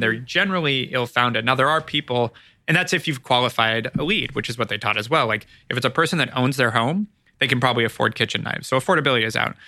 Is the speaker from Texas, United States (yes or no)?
no; Ojai, California, United States; moved away as an adult; also born or lived in Los Angeles, United States / Arizona, United States; now in Santa Monica, United States; Born here, but grew up in Ojai